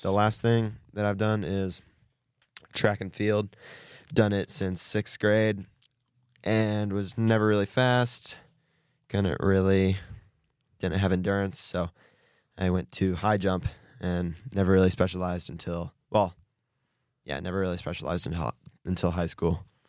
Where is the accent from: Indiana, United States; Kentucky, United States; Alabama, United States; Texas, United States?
Indiana, United States; Bluffton; I'm from Bluffton, Indiana.